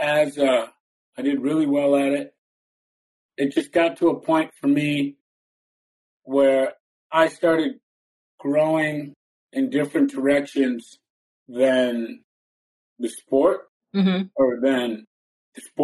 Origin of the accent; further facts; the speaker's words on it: Rye, New York, United States; I grew up in Westchester County in New York in a small town called Rye, New York.